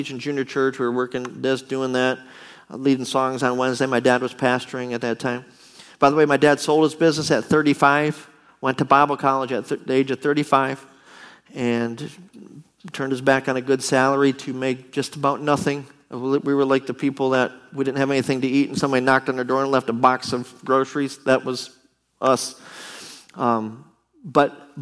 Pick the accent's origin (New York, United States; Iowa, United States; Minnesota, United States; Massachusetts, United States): New York, United States; Buffalo; moved away; We're from Buffalo, New York